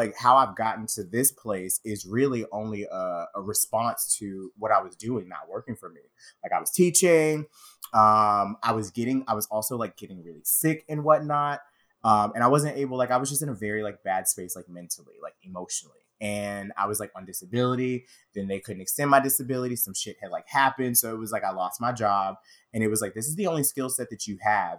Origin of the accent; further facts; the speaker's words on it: the South, United States; as a gay Black man growing up in the South